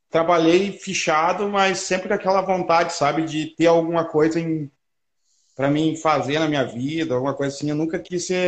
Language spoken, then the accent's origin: Portuguese; Gramado, Rio Grande do Sul, Brazil; Sou de Gramado, Rio Grande do Sul, rapaz.